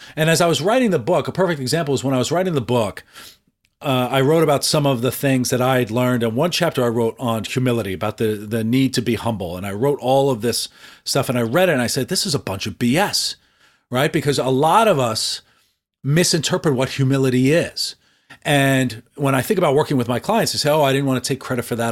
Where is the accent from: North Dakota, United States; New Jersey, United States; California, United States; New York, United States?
New York, United States; I grew up in New York